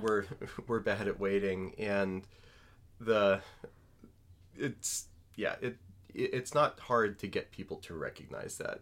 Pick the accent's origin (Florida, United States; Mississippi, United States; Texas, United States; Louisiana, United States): Louisiana, United States; New Orleans; I'm from New Orleans